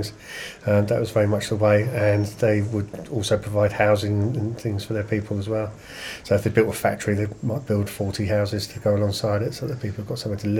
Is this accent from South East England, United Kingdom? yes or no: yes; Canterbury, South East England, United Kingdom; also born or lived in Dorchester / Slough; We stayed there for 10 years and then we moved to Canterbury.